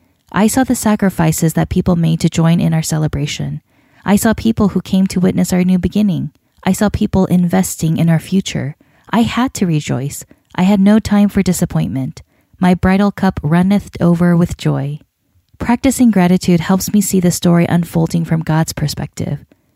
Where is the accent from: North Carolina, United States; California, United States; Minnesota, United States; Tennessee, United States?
North Carolina, United States; against my decision to hold the wedding in Iowa instead of my home state of North Carolina